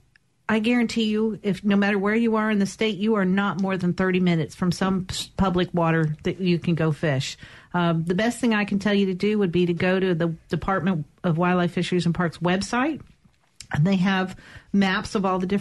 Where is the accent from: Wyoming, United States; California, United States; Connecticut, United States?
Connecticut, United States; now in Mississippi, United States; I'm originally from Connecticut